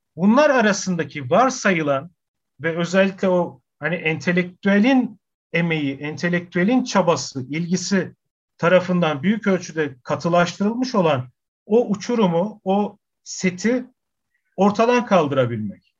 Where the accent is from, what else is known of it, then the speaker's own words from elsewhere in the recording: Adana, Turkey; also born or lived in Ankara; Adana'da doğdum, büyüdüm.